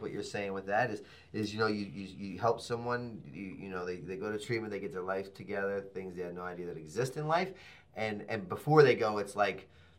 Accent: Baltimore, Maryland, United States; I'm a skater from Baltimore City

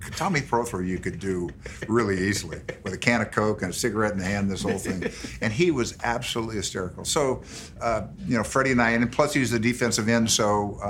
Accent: Santa Monica, California, United States; I grew up here in Santa Monica

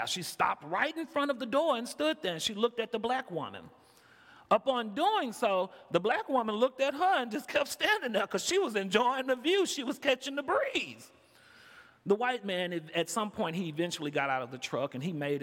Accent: Houston, Texas, United States; moved away as an adult; now in Chicago, United States; I came in from Chicago. I'm originally from Houston, Texas

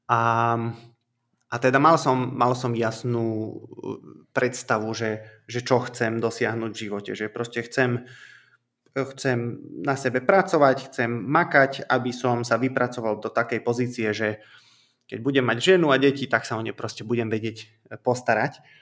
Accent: Komárno, Nitra Region, Slovakia; now in Revúca, Slovakia; Mám 36 rokov, som pôvodne z Komárna, ale žil som už v rôznych častiach

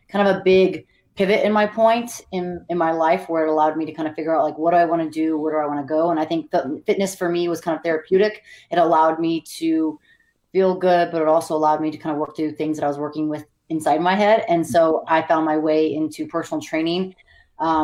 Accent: Montana, United States; moved away as an adult; also born or lived in California / Hawaii / Bay Area; now in Las Vegas, United States; I was born in California, but pretty much grew up in Montana

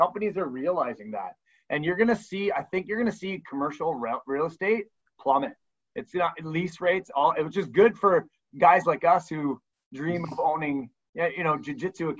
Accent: Burlington, Ontario, Canada; moved away as an adult; also born or lived in Hamilton; now in Niagara area, Canada; I grew up in Burlington, and my wife and I had moved to the Niagara area to work

